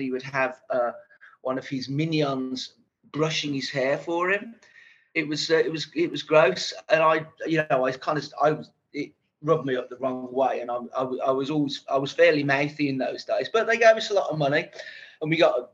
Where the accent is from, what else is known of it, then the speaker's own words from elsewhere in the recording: Birmingham, West Midlands, United Kingdom; I was brought up in Birmingham, Small Heath